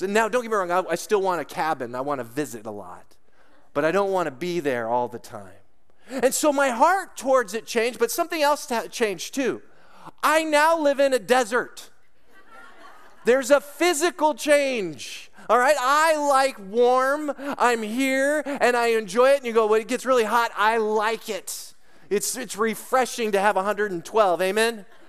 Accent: Lake Arrowhead, California, United States; moved away as an adult; also born or lived in Colorado / Denver; I grew up in the mountains in Southern California, in Lake Arrowhead, Big Bear Crest Line area.

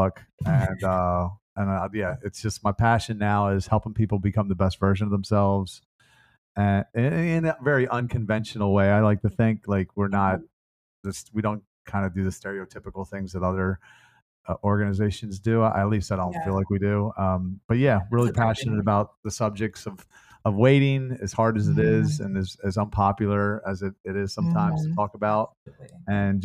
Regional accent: Baltimore, Maryland, United States; I was born and raised in Baltimore

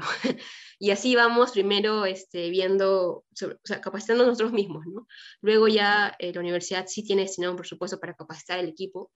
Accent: Trujillo, La Libertad, Peru; moved away; yo estudié arquitectura, soy de Trujillo

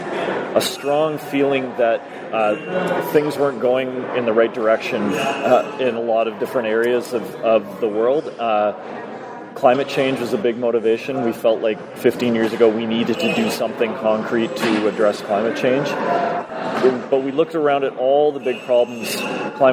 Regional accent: Toronto, Ontario, Canada; now in Collingwood, Canada; I grew up in Toronto

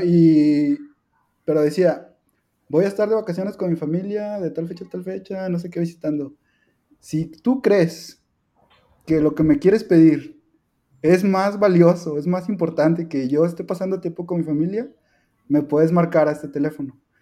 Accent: Mexico; la cultura que tenemos después como, como mexicanos

